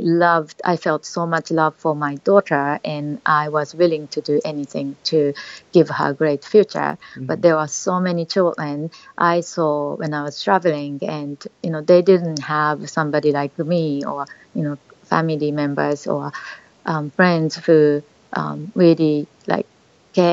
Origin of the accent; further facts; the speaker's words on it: Japan; also born or lived in Australia; now in Singapore; I was a very shy child growing up in Japan, but eventually I left Japan traveling around the world